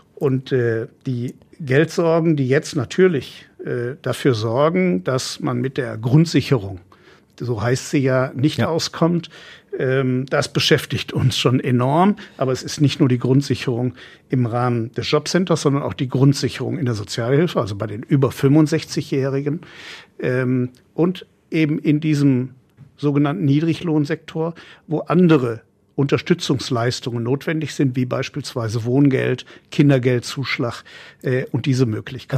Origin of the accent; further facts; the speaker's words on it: Essen, North Rhine-Westphalia, Germany; in meiner Heimatstadt, wo ich geboren bin